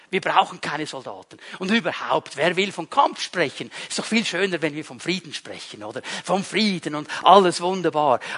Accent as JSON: {"language": "German", "country": "Switzerland", "said": "Uns im Westen fordert es heraus, uns als Schweizer fordert es sowieso heraus. Wir sind neutral."}